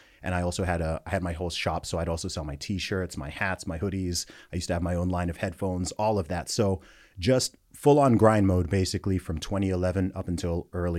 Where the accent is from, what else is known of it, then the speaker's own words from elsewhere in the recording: United Kingdom; also born or lived in United States; So I'm British, but yeah, I went to an American school for a while. I went to both the American and British school systems.